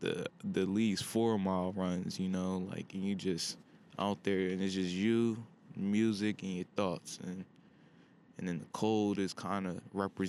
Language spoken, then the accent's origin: English; Pennsylvania, United States; back home in my home state of PA